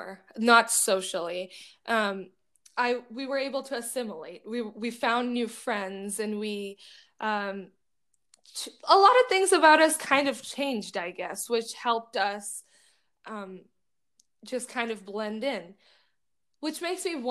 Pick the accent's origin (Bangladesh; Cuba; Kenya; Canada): Bangladesh; moved away; I grew up in Bangladesh.